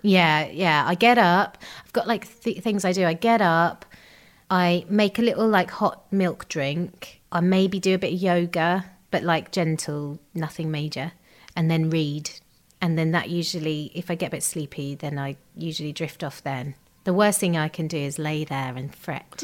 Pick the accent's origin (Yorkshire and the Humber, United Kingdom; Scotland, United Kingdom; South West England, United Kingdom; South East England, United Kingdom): South East England, United Kingdom; Gravesend; we grew up in uh, Kent, in Gravesend